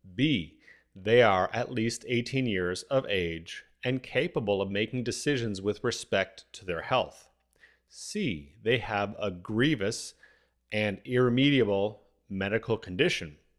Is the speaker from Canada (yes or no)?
yes; Canada; As a Canadian